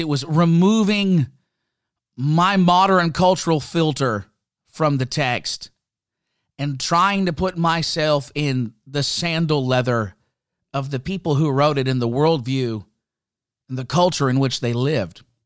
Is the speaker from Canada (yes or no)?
yes; Canada; I'm, I'm Canadian. For those that didn't know, I, I love being a Canadian citizen. I love my country.